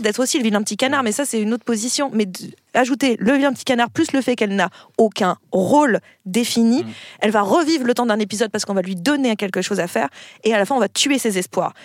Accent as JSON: {"language": "French", "country": "France", "said": "en tant que Français"}